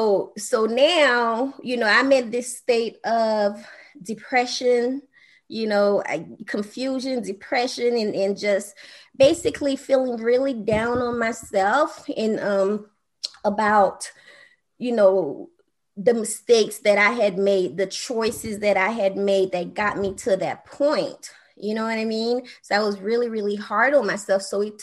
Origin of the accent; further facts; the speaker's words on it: Haiti; I grew up on welfare. My mom, you know, had to have food stamp for a while because, you know, I'm from Haiti.